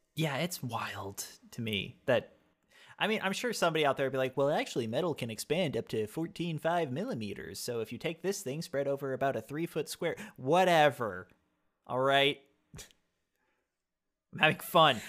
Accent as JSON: {"language": "English", "country": "United States", "said": "I am American"}